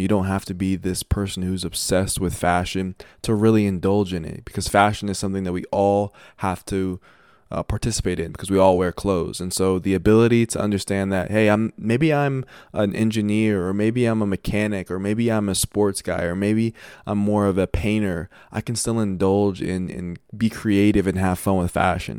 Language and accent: English; Denver, Colorado, United States; I'm from Denver